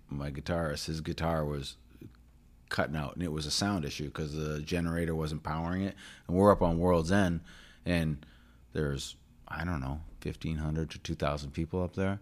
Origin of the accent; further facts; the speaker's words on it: New Hampshire, United States; moved away as an adult; also born or lived in Hull, Massachusetts / Oregon; now in South Shore, Massachusetts, United States; I was born in New Hampshire, and then about fifteen years ago, yeah, maybe a little more. I moved down here